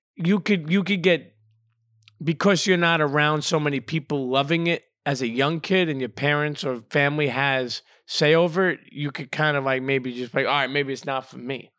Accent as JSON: {"language": "English", "town": "New York City", "region": "New York", "country": "United States", "tie": "born or raised there", "said": "first half of my life, um, growing up in Brooklyn"}